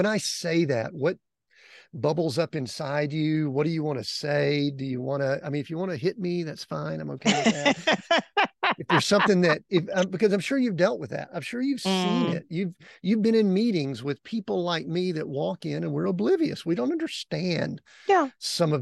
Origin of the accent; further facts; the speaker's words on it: outside of Atlanta, Georgia, United States; high school and school growing up outside of Atlanta